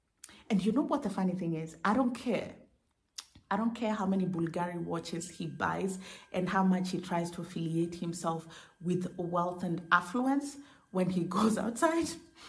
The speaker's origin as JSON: {"language": "English", "country": "Kenya", "said": "I pity Kenyans, by the way. I feel so bad for Kenyans. And as a Kenyan, I say I pity Kenyans because I've gotten to a place where I don't want to accept that that is my reality."}